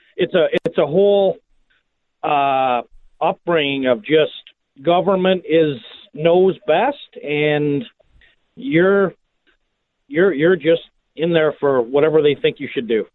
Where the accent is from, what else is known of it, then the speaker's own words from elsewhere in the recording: Canada; now in United States; I grew up in Canada